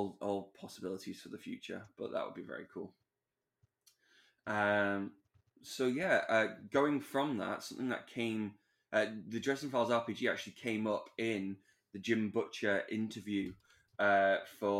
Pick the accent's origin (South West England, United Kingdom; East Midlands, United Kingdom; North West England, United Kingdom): North West England, United Kingdom; Manchester; Manchester, which is kind of my hometown